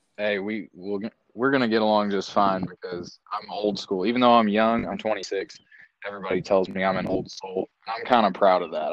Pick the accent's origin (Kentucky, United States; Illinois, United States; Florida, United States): Kentucky, United States; Larue County; I grew up in Larue County